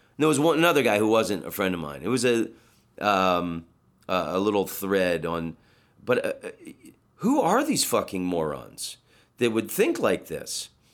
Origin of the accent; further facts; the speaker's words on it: Orlando, Florida, United States; I'm from Orlando